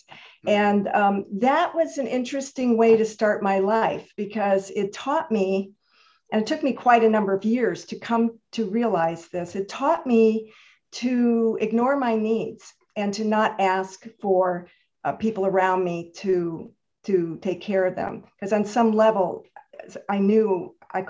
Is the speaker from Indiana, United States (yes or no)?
no; Chicago, Illinois, United States; moved away as an adult; also born or lived in Santa Monica, California; I was born in Chicago, Illinois, and I lived there the whole 18 years before I came out west.